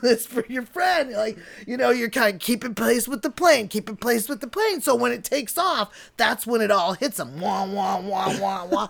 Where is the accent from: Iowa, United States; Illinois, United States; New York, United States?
Illinois, United States; outside of Chicago; moved away; also born or lived in Bellingham, Washington; growing up outside of Chicago